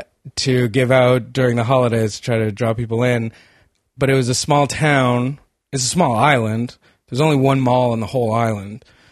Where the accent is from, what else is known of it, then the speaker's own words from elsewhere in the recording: Sydney, Nova Scotia, Canada; accent: Acadian; first language Acadian French; English is a second language; moved away; I'm from Sydney, Nova Scotia.